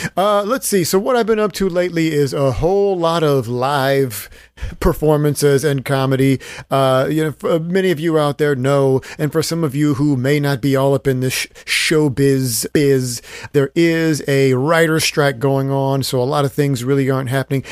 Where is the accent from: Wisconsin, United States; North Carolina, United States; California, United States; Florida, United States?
California, United States; Stockton; my hometown of Stockton, California at the University of the Pacific